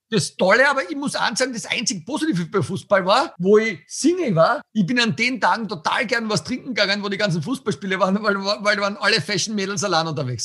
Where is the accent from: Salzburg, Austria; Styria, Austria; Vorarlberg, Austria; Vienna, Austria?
Styria, Austria; Tillmitsch; Also meine Heimat ist ja Österreich, aber dort, wo ich wirklich herkomme, ist also Tilmitsch